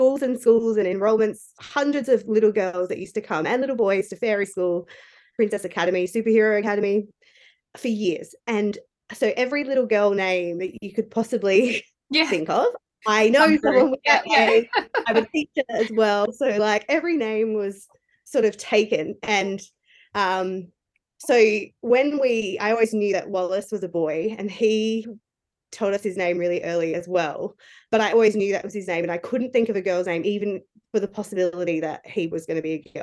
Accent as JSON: {"language": "English", "town": "Adelaide", "region": "South Australia", "country": "Australia", "moved": "as an adult", "lives_now": "Newcastle, Australia", "said": "I'm originally from Adelaide, but just at the beginning of 2020, my then boyfriend and I moved to Newcastle in New South Wales"}